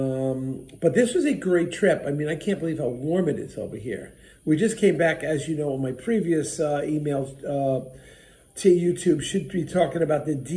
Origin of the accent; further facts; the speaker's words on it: New Jersey, United States; I'm from New Jersey